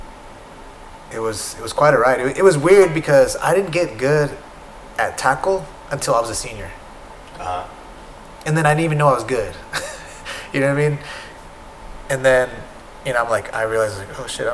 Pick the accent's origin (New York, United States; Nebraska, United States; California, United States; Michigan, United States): California, United States; San Diego; I'm from San Diego